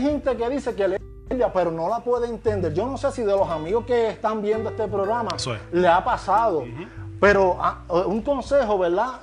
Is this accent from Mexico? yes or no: no; Puerto Rico; soy, puertorriqueño aunque haya nacido en la luna.